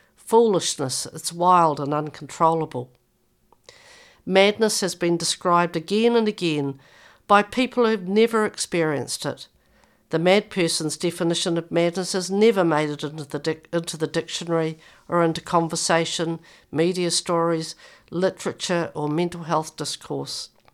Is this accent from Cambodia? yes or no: no; New Zealand; now in Victoria, Australia; by the way I speak, I come from New Zealand